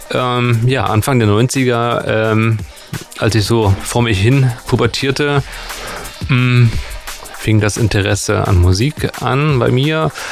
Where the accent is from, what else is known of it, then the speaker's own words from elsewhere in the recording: Gera, Thuringia, Germany; Also ich komme äh, aus Gera eigentlich äh, und habe damals, wir hatten einen Verein, die ist 075, da haben wir ganz viele Veranstaltungen in Gera und auf der Muna gemacht.